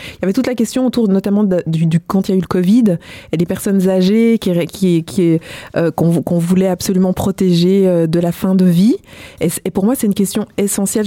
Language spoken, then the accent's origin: French; Switzerland; j'ai grandi euh, en Suisse, mais je suis d'origine congolaise